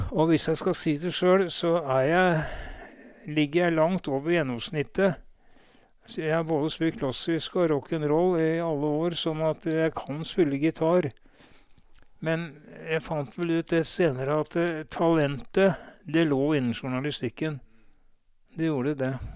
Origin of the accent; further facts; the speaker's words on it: Oslo, Norway; jeg ble født, født, i Oslo på, og bodde de første leveårene mine på Majorstua